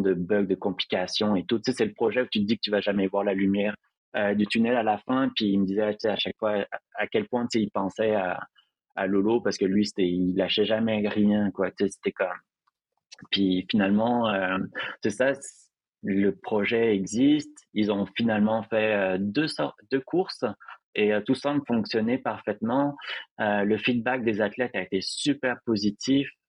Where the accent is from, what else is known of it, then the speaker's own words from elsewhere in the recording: Montreal, Quebec, Canada; chez moi à Montréal